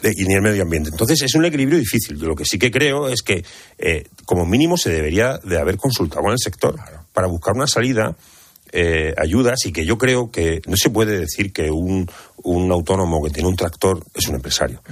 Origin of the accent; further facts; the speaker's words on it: Cartagena, Region of Murcia, Spain; yo que soy de Cartagena, que, que vivo en el epicentro de la huerta de Europa